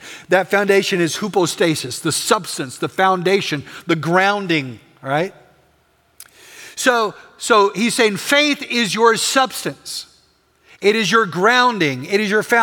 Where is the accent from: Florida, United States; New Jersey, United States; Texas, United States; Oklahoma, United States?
Texas, United States; West; I'm from West Texas.